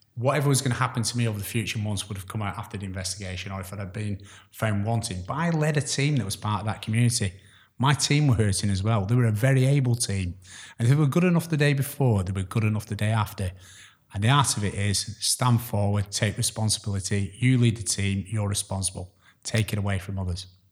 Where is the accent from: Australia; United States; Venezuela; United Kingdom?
United Kingdom; Chorley, North West England; also born or lived in Glasgow; I'm, uh, originally from, um, the Glasgow, you won't tell by my accent, but, uh, I grew up in the area of Chorley